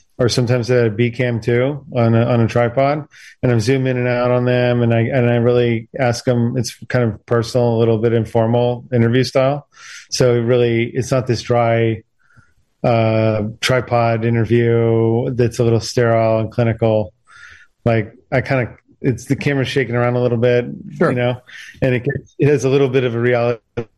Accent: Washington, District of Columbia, United States; I'm from Washington, D.C. originally

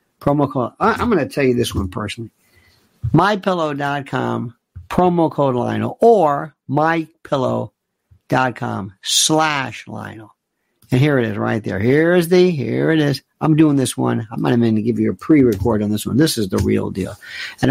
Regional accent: United States; I'm an American

